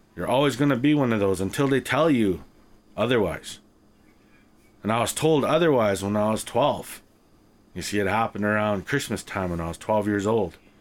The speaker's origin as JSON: {"language": "English", "country": "Canada", "tie": "born or raised there", "said": "growing up in Canada as an Indigenous person"}